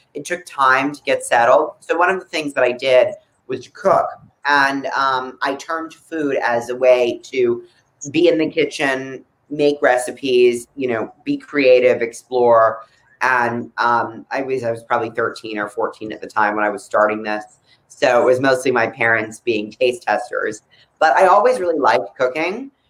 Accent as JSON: {"language": "English", "area": "Palm Beach", "region": "South Florida", "country": "United States", "tie": "born or raised there", "said": "I was growing up in South Florida"}